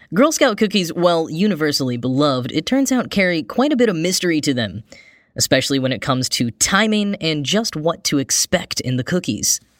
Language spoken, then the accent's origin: English; Grapevine, Texas, United States; now in New York, United States; I grew up in a town called Grapevine, Texas